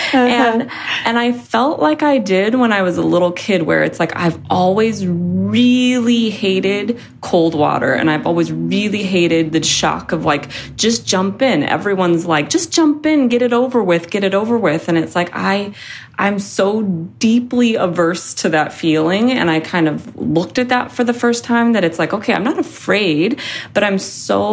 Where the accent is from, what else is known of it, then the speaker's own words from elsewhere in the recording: Seattle, Washington, United States; moved away; I'm from Seattle